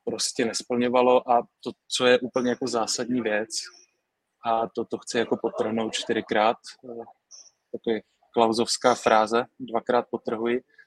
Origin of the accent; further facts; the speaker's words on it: Brno, South Moravian Region, Czechia; Já, já z Brna jsem, já z Brna jsem, vím, jak to tam funguje